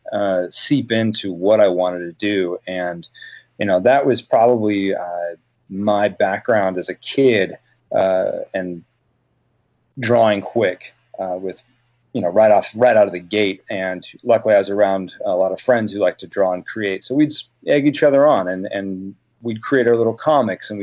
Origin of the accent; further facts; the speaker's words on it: Oregon coast, United States; growing up on the Oregon coast